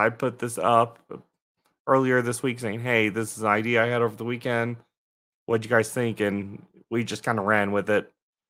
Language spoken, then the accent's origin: English; Colorado, United States; born there; now in Atlanta, United States; I was born really in Colorado. I know what mountains are.